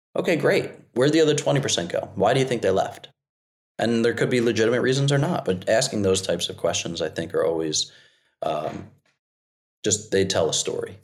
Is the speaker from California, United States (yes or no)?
no; New Jersey, United States; now in South Carolina, United States; I'm from Jersey. I landed in South Carolina